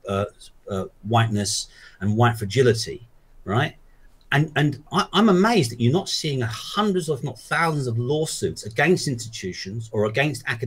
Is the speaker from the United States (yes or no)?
no; London, United Kingdom; moved away as an adult; also born or lived in Exeter; I was born in Hackney in East London. I lived there for 24, 25 years